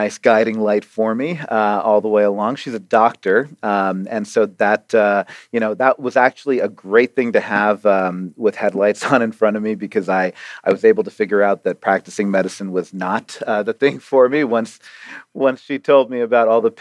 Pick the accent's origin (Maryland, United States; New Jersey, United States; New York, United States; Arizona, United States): Arizona, United States; also born or lived in Toronto, Canada; I was born in Toronto and lived there for 5 years and moved down to Arizona as our first stop in America.